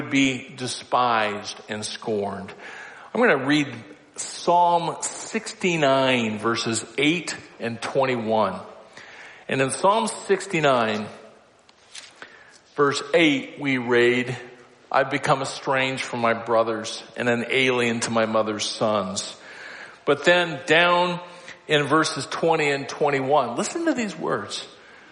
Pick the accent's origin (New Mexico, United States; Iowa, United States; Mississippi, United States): Iowa, United States; Council Bluffs; I grew up in Council Bluffs, Iowa